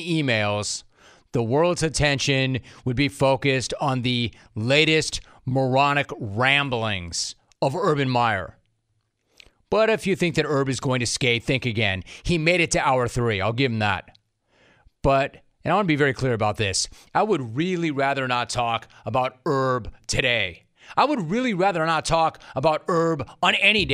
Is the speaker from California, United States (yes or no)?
yes; Los Angeles, California, United States; I'm from Los Angeles.